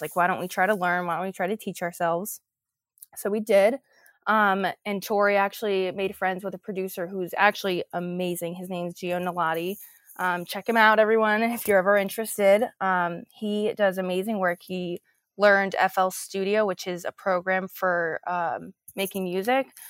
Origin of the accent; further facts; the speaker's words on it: New Jersey, United States; also born or lived in New York City, New York / Rutherford, New Jersey; I was actually born in New York City in Hell's Kitchen, um, but then quickly after I moved to New Jersey, Rutherford